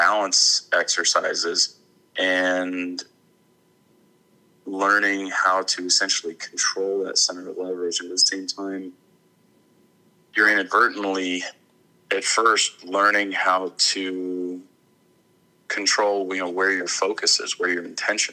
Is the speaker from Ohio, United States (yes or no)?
no; Arkansas, United States; I grew up in Arkansas